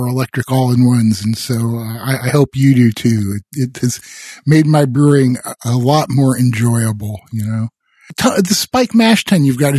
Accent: Iowa, United States; I grew up in Iowa, so I can kind of relate to Wisconsin winters.

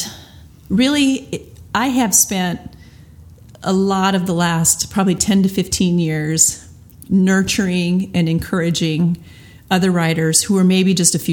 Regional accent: Iowa, United States; I am from Iowa

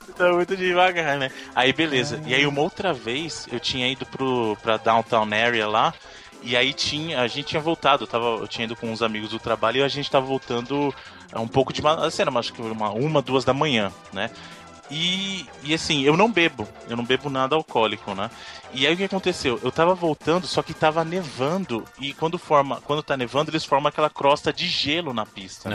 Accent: Brazil; eu sou do Brasil, de novo, né, eu sou do Brasil

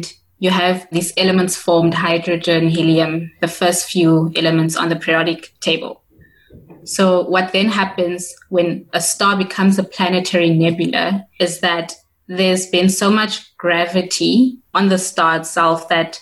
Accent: Kimberley, Northern Cape, South Africa; moved away as an adult; now in Cape Town, South Africa; I am from Kimberley in the Northern Cape. I grew up in sort of a Gassi township of Gadeshewe.

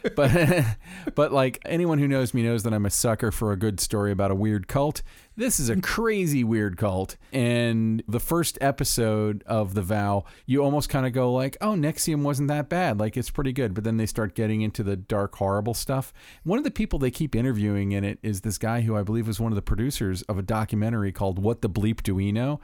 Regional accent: Orlando, Florida, United States; growing up in Orlando

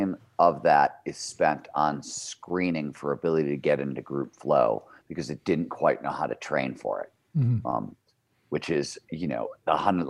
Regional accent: Cleveland, Ohio, United States; now in Lake Tahoe, United States; Growing up in Cleveland, Ohio, I grew up in the 70s

